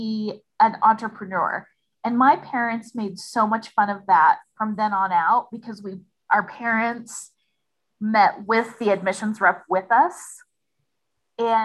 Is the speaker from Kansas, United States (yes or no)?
yes; El Dorado, Kansas, United States; there is a community college in my hometown, and it is located on Haverhill Road. And so everybody in El Dorado called it Haverhill High